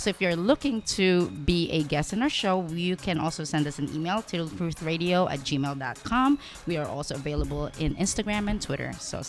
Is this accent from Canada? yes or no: no; Philippines; You have, and I'm coming from the Philippines.